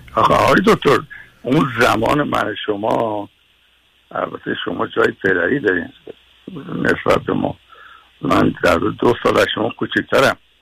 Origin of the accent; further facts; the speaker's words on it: Tehran, Tehran Province, Iran; بنده در یکی از وحشتناکترین محله های تهران یعنی جنوب کاخ سعدآباد زندگی میکردیم